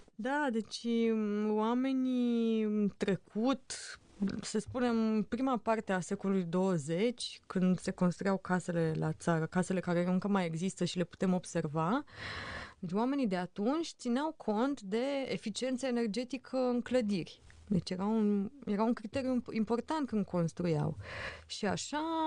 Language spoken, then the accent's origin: Romanian; Romania